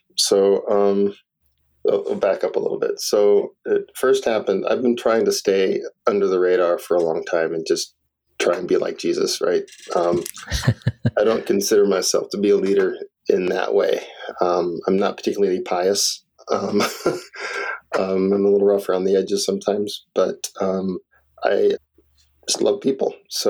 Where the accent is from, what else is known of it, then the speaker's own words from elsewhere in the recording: California, United States; now in Madison, United States; I was raised in Southern California.